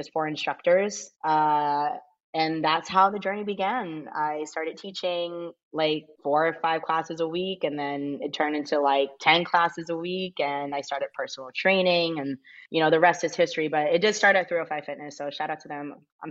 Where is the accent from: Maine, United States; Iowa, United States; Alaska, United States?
Maine, United States; Portland; I was born and raised in Portland, Maine, of all places.